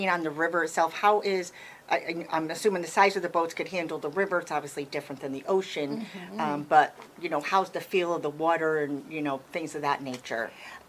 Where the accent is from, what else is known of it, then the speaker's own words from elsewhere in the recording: Connecticut, United States; I'm from Connecticut